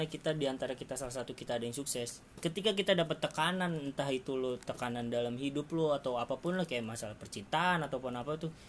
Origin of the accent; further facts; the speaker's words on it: Jakarta, Indonesia; now in Yogyakarta, Indonesia; gue sekarang kerja di Jogja karena gue lahir di Jakarta dan besar di Jakarta